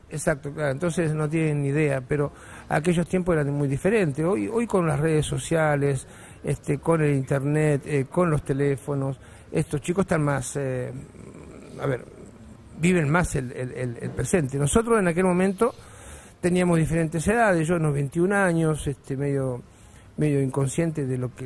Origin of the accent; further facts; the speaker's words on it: Morón, Buenos Aires Province, Argentina; accent: porteño; moved away; also born or lived in Chile; soy argentino